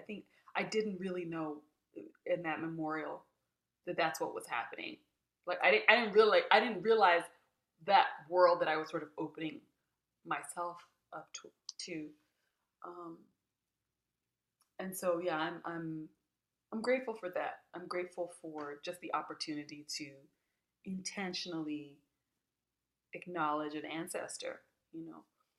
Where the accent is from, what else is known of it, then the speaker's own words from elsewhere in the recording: South Africa; it means a great deal that I'm here talking with you as a South African about this work